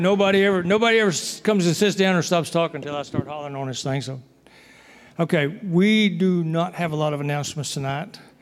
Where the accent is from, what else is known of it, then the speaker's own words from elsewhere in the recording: Texas, United States; moved away; I'm from Texas